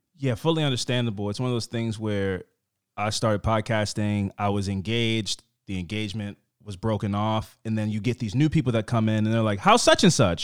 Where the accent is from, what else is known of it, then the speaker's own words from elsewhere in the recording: East Coast, United States; I'm from the East Coast